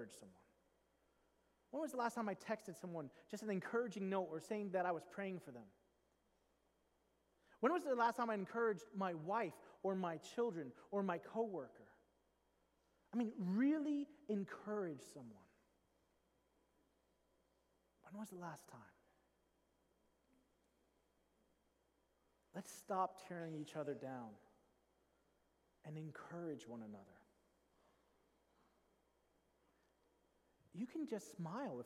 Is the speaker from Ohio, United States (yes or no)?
no; New York, United States; I grew up in New York